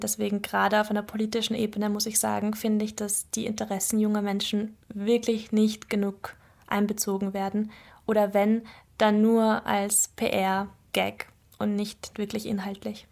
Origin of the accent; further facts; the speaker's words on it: Mödling, Lower Austria, Austria; also born or lived in Brussels / Vienna; bin ich dann nach Mödling, also das ist in der Nähe von Wien, in eine Vorstadt gekommen und bin dort eigentlich aufgewachsen